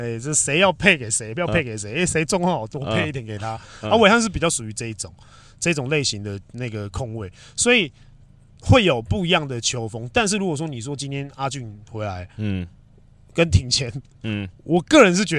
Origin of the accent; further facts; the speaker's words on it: Taiwan; 我们我们台湾人民